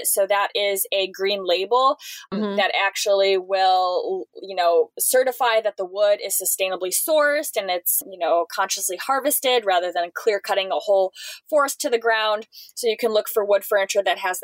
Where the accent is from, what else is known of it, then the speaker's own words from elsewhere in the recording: Seattle, Washington, United States; I'm from Seattle.